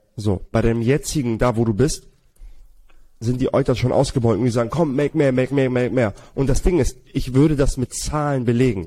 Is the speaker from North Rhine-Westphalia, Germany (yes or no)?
no; Hamburg, Germany; wir kommen beide aus Hamburg